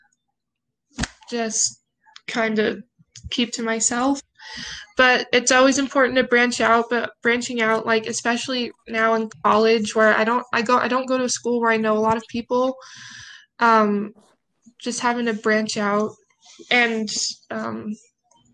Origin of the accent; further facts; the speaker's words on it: Provo, Utah, United States; also born or lived in Salt Lake City, Utah; I grew up in Provo. I moved to Salt Lake when I was 13